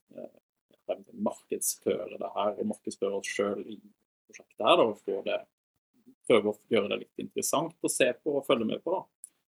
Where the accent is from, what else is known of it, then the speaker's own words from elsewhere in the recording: Voss, Vestland, Norway; moved away; also born or lived in Volda; Født og oppvokst på Voss